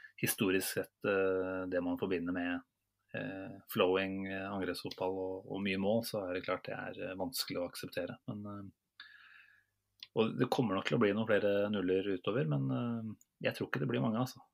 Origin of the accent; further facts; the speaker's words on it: Norway; selv som nordmenn